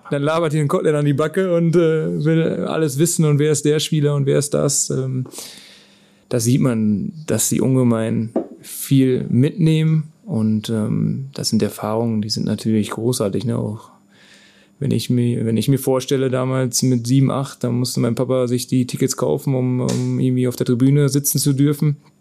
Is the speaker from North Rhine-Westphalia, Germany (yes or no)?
yes; Krechting, North Rhine-Westphalia, Germany; das ist ein kleiner Ort, wo ich geboren bin